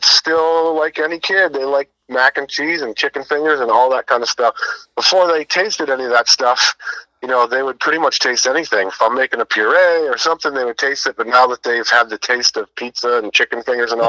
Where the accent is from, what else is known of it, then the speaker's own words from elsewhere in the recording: Hinsdale, New Hampshire, United States; moved away; I'm on my way to my hometown of Hinsdale, New Hampshire